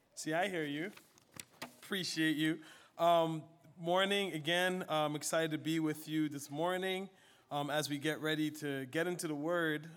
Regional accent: Liberia; moved away; my home country of Liberia

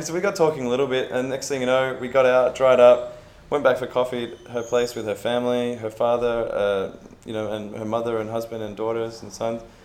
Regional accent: Melbourne, Victoria, Australia; I'm, myself, I'm from Melbourne

